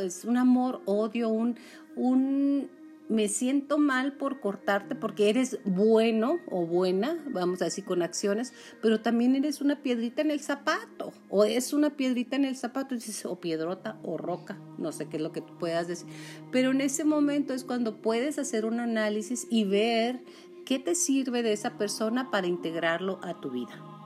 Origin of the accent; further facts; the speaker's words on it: Julimes, Chihuahua, Mexico; mi pueblo, que es Julime